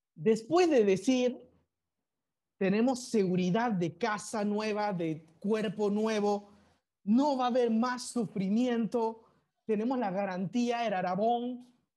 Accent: Panama; also born or lived in China; yo soy chino de nacimiento y muestro otra bandera panameña diciendo que yo soy panameño de crecimiento

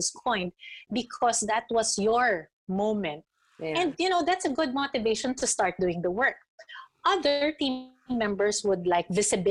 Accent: Philippines; being a Filipino

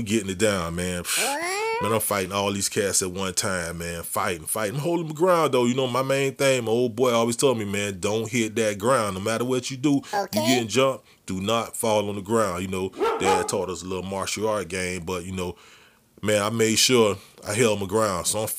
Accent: Edison, New Jersey, United States; They gave me this crazy name, Edison Boy, because I came from Edison.

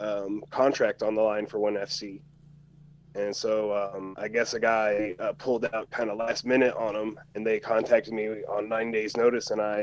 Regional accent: Indiana, United States; born or raised there; moved away as an adult

